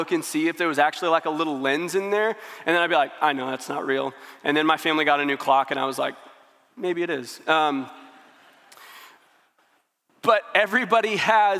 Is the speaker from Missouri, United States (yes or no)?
yes; St. Louis, Missouri, United States; now in Springfield, United States; I'm from St. Louis. When I moved to Springfield